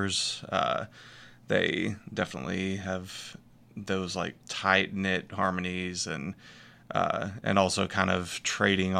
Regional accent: Northwest Arkansas, United States; born or raised there; also born or lived in Texas

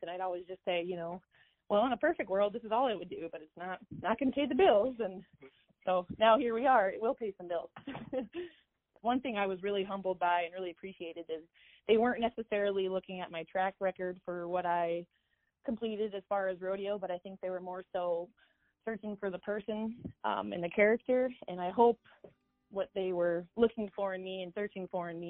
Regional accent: Huron, South Dakota, United States; my community that I was raised in Huron

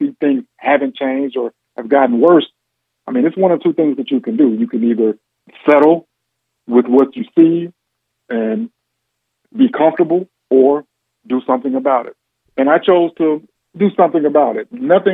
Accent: Gary, Indiana, United States; also born or lived in West Lafayette, Indiana; Born and raised in Gary, Indiana

